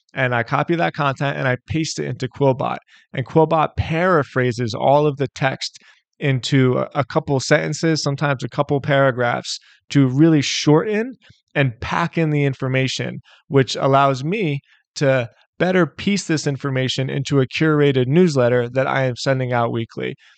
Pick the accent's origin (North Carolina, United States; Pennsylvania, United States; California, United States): Pennsylvania, United States; Philadelphia; moved away as an adult; also born or lived in South Florida; I'm, I'm born and raised in Philadelphia